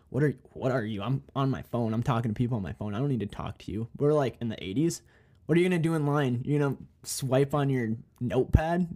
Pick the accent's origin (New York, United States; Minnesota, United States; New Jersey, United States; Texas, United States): Minnesota, United States; moved away as an adult; now in North Dakota, United States; I'm from Minnesota